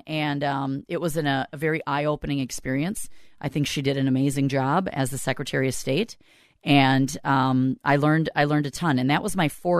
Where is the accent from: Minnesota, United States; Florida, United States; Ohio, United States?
Minnesota, United States; South St. Paul; I'm from South St. Paul originally. I grew up in South St. Paul, born and raised. My whole family graduated from South St. Paul. And I moved out of South St. Paul. I haven't lived there since I graduated.